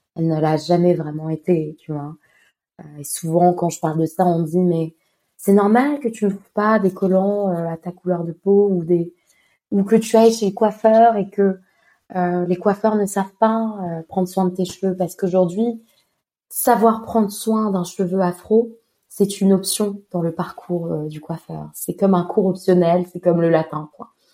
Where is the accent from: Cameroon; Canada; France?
France; Montpellier, Occitania; je suis française, j'ai grandi à Montpellier